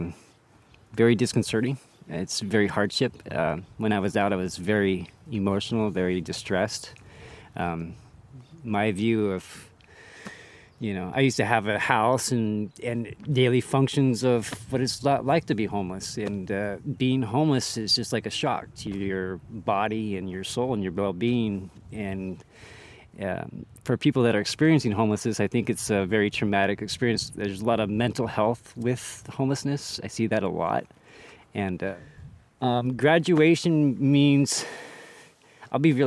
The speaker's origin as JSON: {"language": "English", "town": "Watsonville", "region": "California", "country": "United States", "tie": "born or raised there", "said": "I was born in Watsonville, California"}